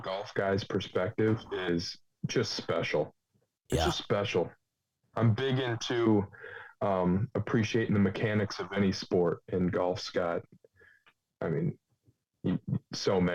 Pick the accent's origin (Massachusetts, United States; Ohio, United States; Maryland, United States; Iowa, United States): Iowa, United States; Sheldon; born and raised in Sheldon, Iowa